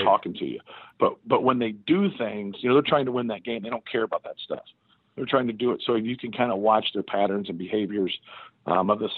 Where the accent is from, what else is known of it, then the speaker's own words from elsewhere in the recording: Muncie, Indiana, United States; growing up in Indiana, I had a good high school coach, Stan Doherty.